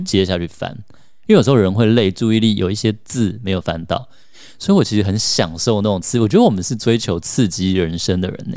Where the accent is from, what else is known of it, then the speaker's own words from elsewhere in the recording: Taiwan; 像我们在台湾长大的小孩